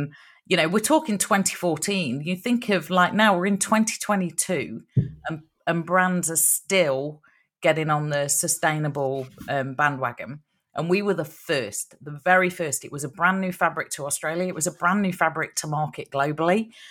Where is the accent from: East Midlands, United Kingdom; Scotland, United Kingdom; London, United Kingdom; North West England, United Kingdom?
East Midlands, United Kingdom; Long Eaton; Long Eaton, my home town